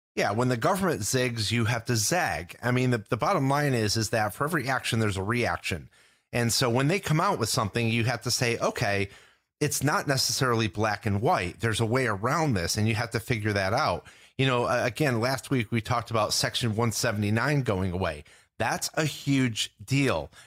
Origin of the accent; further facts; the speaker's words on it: New York, United States; growing up in New York